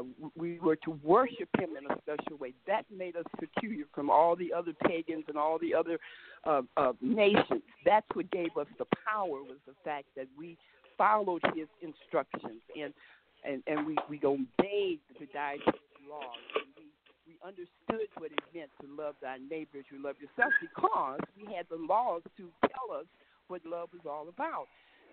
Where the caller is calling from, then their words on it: Mesa, Arizona, United States; I'm calling from Mesa, Arizona.